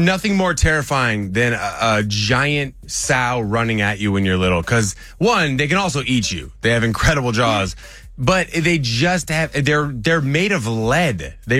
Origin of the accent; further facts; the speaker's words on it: Whidbey Island, Washington, United States; now in Atlanta, United States; where I grew up in Whidbey Island in Washington, up near Canada